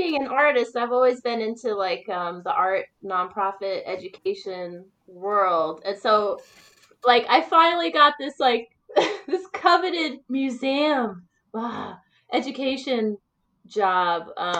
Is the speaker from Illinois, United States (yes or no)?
no; New York City, New York, United States; now in Saugerties, United States; I grew up in New York City. It was like New York City in the 80s